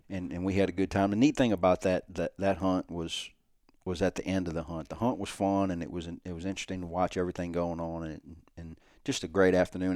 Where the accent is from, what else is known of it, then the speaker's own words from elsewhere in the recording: South Louisiana, United States; my childhood growing up in South Louisiana on trawl boats